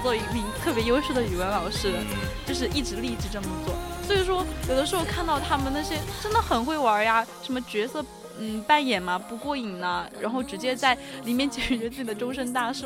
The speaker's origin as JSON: {"language": "Chinese", "region": "Sichuan", "country": "China", "accent": "Sichuanese", "said": "我们四川话"}